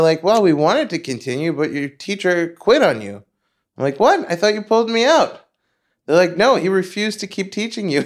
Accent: Long Island, New York, United States; also born or lived in Queens; we moved from Queens to Long Island

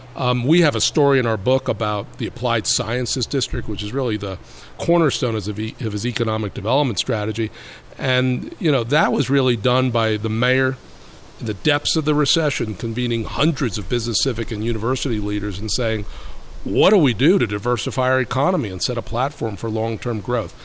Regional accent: New York City, New York, United States; I grew up in Brooklyn during a different kind of period

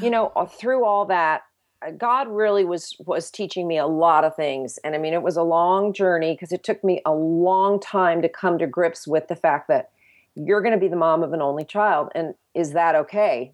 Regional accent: United States; as American Christians

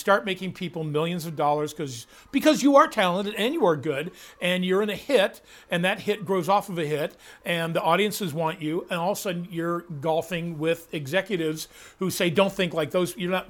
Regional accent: Midwest, United States; And I go, from the Midwest.

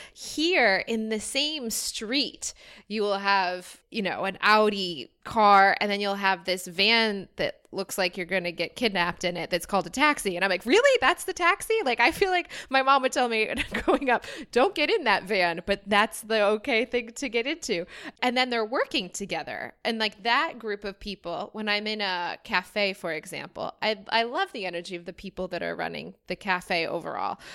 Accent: United States; moved away as an adult; now in Cape Town, South Africa; feeling more from America than still American

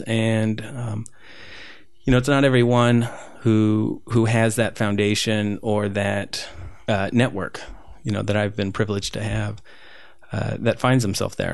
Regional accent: Whittier, California, United States; also born or lived in Peru; I, I grew up, grew up here

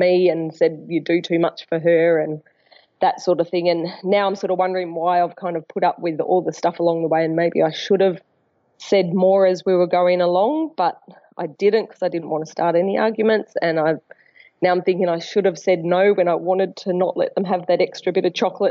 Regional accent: Melbourne, Victoria, Australia; moved away as an adult; now in Brisbane, Australia; I'm ringing because I moved to Brisbane from Melbourne about 10 years ago to be with my now husband.

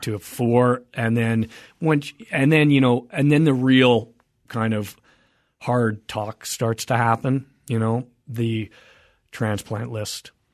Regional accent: Canada; now in United States; I am a Canadian, I'm a dual

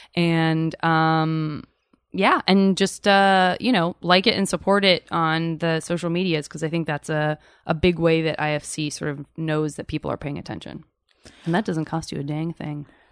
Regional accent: Arizona, United States; now in California, United States; I'm from Arizona

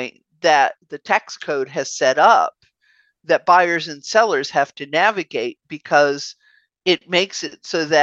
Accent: Bay Area, California, United States; where I grew up in the Bay Area

